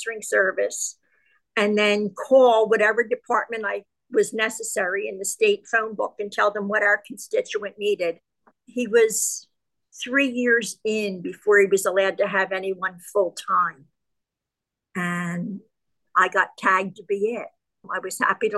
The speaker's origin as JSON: {"language": "English", "town": "Philadelphia", "region": "Pennsylvania", "country": "United States", "tie": "born or raised there", "said": "I was born and raised in the Kensington section of Philadelphia"}